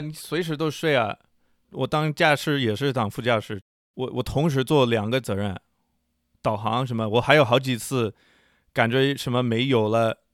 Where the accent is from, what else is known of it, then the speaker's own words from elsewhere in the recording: United States; 作为美国人